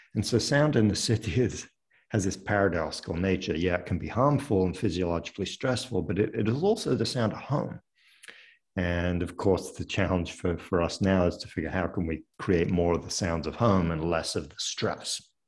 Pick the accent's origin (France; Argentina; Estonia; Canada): France; near Paris, Île-de-France; moved away as an adult; also born or lived in London, United Kingdom / United Kingdom / upstate New York, United States; now in United States; I was born in London but grew up in France uh, near Paris